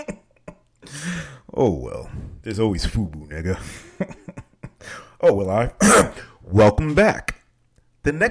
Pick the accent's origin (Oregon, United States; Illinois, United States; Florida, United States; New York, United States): New York, United States; I'm from New York